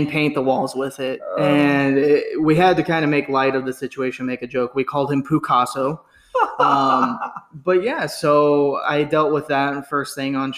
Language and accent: English; Southern California, United States; we grew up in Southern California